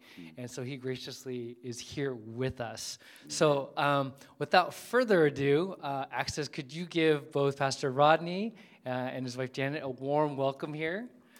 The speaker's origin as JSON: {"language": "English", "region": "California", "country": "United States", "tie": "born or raised there", "said": "growing up in California, it was very remote for me."}